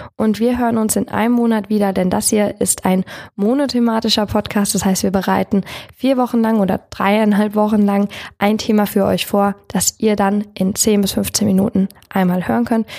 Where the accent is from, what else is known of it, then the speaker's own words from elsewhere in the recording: Lampertheim, Hesse, Germany; ich komme ursprünglich aus Lampertheim für alle Wormser. Das liegt auf der anderen Seite des Rheins. Ich komme also aus dem letzten Zipfel Südhessens im Dreiländereck und ich kenne die Region schon von Kind auf